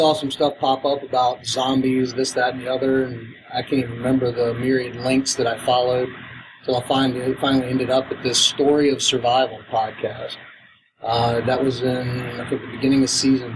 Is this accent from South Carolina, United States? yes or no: yes; South Carolina, United States; I'm from South Carolina